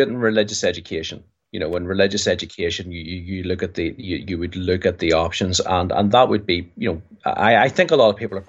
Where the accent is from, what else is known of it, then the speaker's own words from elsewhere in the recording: Ireland; We're Irish, time doesn't really factor